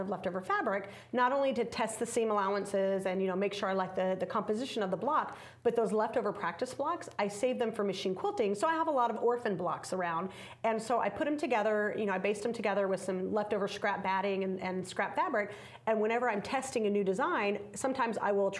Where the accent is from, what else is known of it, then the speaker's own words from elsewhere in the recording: Las Vegas, Nevada, United States; I'm from Las Vegas, and when I first started teaching in Las Vegas many years ago